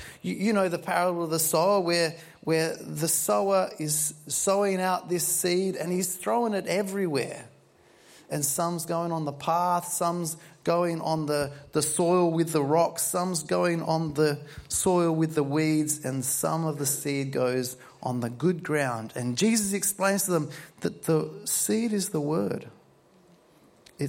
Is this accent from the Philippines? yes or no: no; Murray Bridge, South Australia, Australia; I'm from Murray Bridge